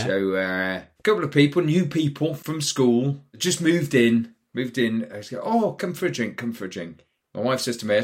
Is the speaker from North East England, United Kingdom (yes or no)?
yes; Newcastle upon Tyne, North East England, United Kingdom; I was growing up in Newcastle